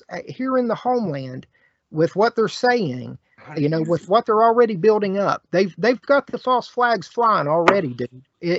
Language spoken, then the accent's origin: English; West Virginia, United States; born or raised there